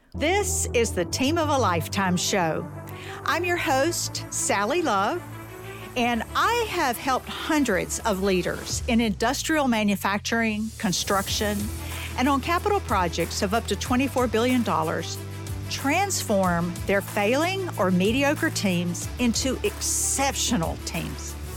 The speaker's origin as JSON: {"language": "English", "region": "the South", "country": "United States", "tie": "born or raised there", "said": "growing up in the South"}